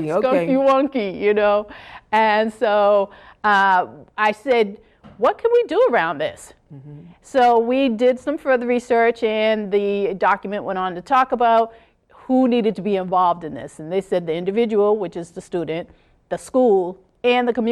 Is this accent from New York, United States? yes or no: yes; New York, United States; when I was a young child, I used to go to the United Nations quite often. I grew up in New York um, during the summer times